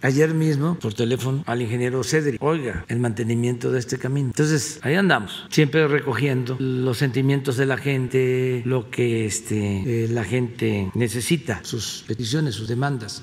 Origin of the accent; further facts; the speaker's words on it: Tepetitán, Tabasco, Mexico; now in Mexico City, Mexico; mi pueblo, en Tepetitán